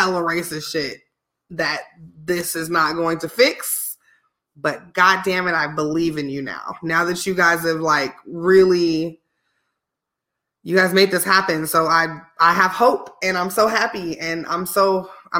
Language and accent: English; Illinois, United States; born or raised there; moved away